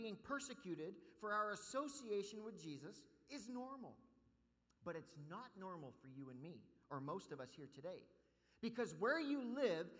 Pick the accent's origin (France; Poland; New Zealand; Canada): Canada; also born or lived in Calgary, Alberta, Canada; we Canadian Christians